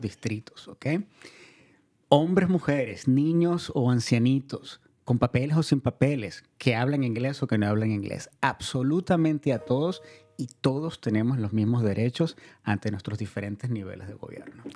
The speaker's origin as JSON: {"language": "Spanish", "country": "Venezuela", "tie": "born or raised there", "moved": "yes", "lives_now": "Marin County, United States", "said": "Yo soy inmigrante también, yo nací en Venezuela y llegué a este país hace unos cuantos años"}